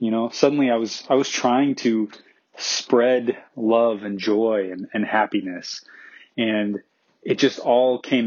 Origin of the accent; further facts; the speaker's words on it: Omaha, Nebraska, United States; I grew up in Omaha, Nebraska in the 90s